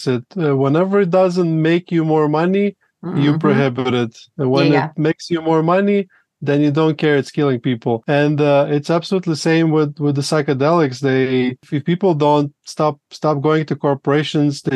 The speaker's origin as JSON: {"language": "English", "country": "Latvia", "moved": "yes", "lives_now": "Colombia", "said": "I'm originally from Latvia, which was part of Soviet Union."}